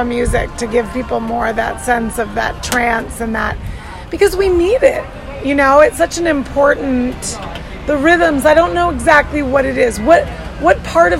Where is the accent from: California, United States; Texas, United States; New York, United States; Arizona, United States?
Arizona, United States; also born or lived in Chicago; I grew up in Arizona, so which is very Mexican